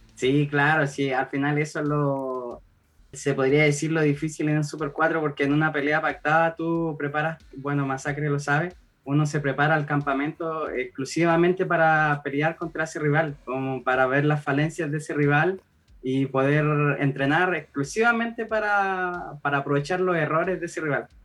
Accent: Copiapó, Atacama, Chile; yo soy de región, soy de Copiapó

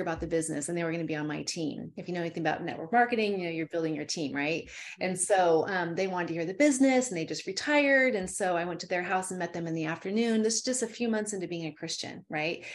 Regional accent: Calaveras County, California, United States; I'm from Calaveras County

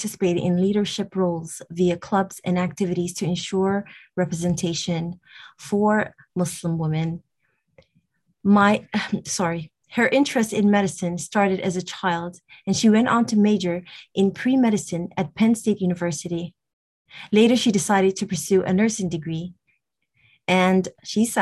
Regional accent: Toronto, Ontario, Canada; I'm from Toronto, Canada

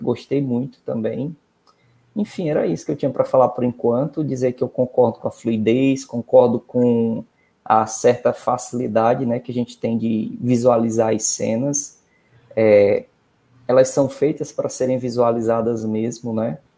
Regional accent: Northeast Region, Brazil; nós que somos do interior

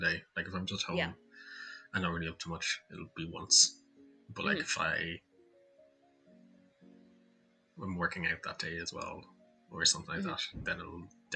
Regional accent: Ireland; I am Irish

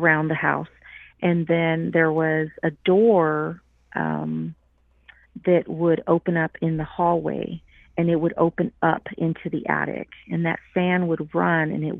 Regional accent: Houston, Texas, United States; I grew up in Houston

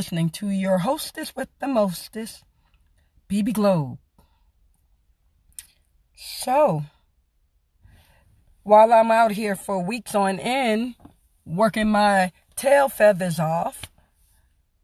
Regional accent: New York City, New York, United States; now in Arizona, United States; Originally born and raised South Jamaica, Queens, New York City

